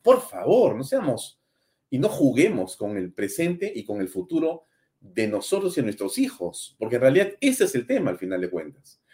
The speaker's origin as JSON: {"language": "Spanish", "country": "Peru", "said": "Soy orgulloso de ser peruano"}